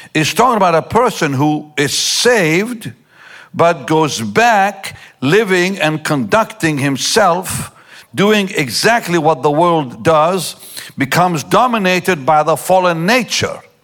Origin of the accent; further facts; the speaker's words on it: Israel; I grew up in Israel